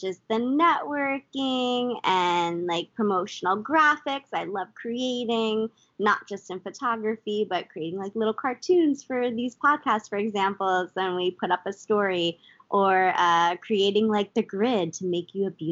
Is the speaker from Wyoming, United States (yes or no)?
no; New Jersey, United States; moved away as an adult; also born or lived in Manhattan, New York; now in Florida, United States; I am a Northeasterner. I was like born and raised in New Jersey